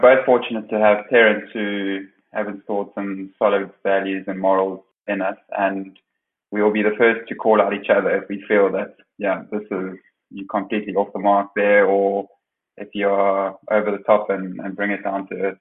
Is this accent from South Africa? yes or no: yes; South Africa; now in The Hague, Netherlands; my last sort of 12 years as a South African player